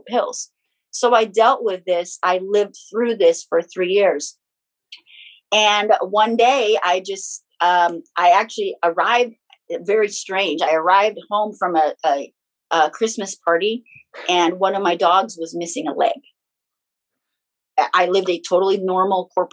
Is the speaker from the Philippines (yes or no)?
yes; Philippines; moved away; I'm born and raised in the Philippines